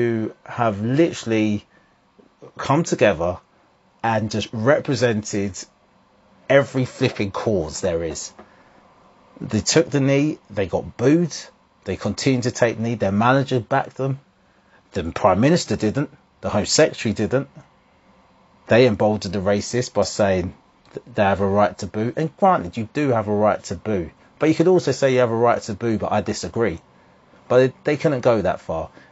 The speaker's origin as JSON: {"language": "English", "region": "England", "country": "United Kingdom", "also_born_or_lived": "Jamaica (ancestry)", "said": "I'm Jamaican, in air quotes"}